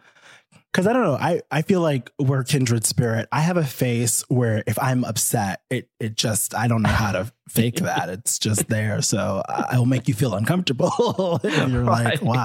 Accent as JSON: {"language": "English", "region": "New York", "country": "United States", "moved": "yes", "lives_now": "Los Angeles, United States", "said": "I'm from New York. New Yorkers don't fucking camp."}